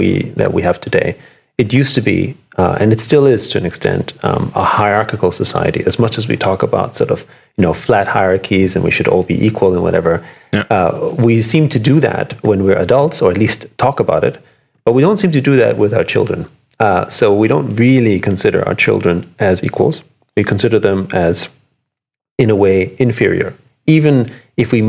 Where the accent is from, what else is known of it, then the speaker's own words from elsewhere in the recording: Vienna, Austria; moved away; I'm from, I grew up in Vienna. I was born in Vienna to musical parents